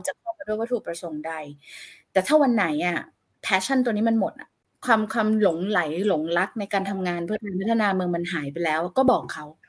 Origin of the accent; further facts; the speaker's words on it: Bangkok, Thailand; เราก็คนกรุงเทพ